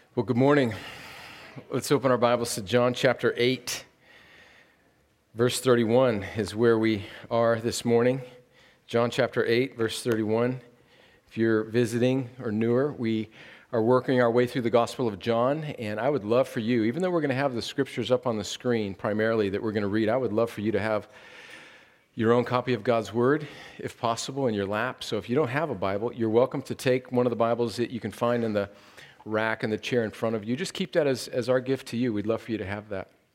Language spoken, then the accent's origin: English; California, United States; moved away; it's my home state